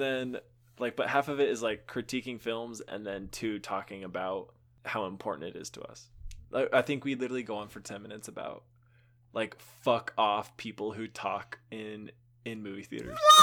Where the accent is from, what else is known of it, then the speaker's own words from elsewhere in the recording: Texas, United States; I grew up in Texas